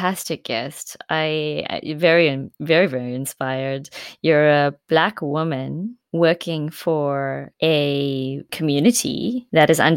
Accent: South Africa; as a South African who saw my world change in my lifetime, my country

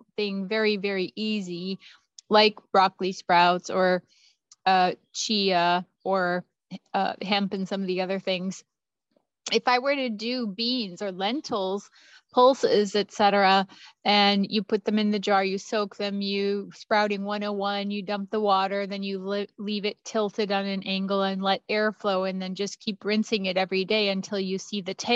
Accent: Los Angeles, California, United States; I am from Los Angeles, California

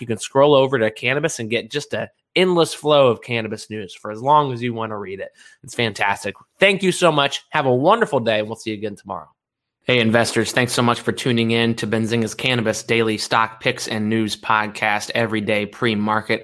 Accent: Kentucky, United States; my home state of Kentucky

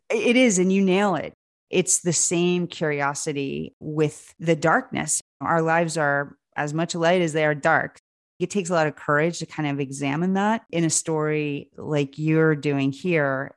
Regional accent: Lancaster, Pennsylvania, United States; I grew up in Lancaster, Pennsylvania

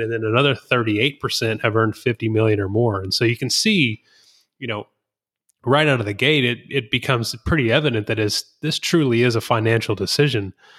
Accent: Whitehouse, Texas, United States; growing up in White House, Texas

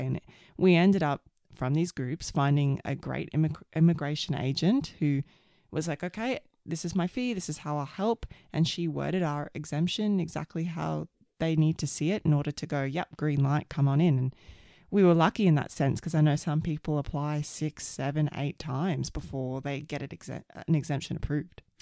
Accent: Queensland, Australia; moved away as an adult; also born or lived in Sydney, Australia; now in Canada; I'm an Aussie and lived my whole life in Australia

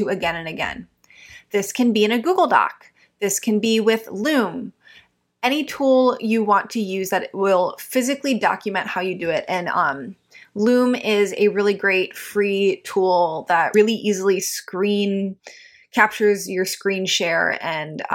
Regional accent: Midwest, United States; growing up in the Midwest.

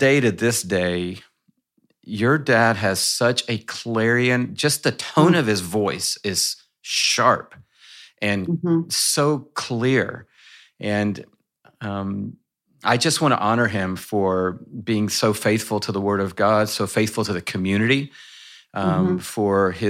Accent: Atlanta, Georgia, United States; moved away as an adult; also born or lived in Dallas-Fort Worth, Texas; I grew up in Atlanta, got transplanted to Dallas-Fort Worth when I was in grad school at seminary

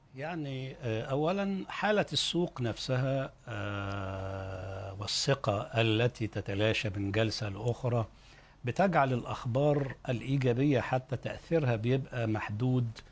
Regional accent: Egypt; عندنا في مصر

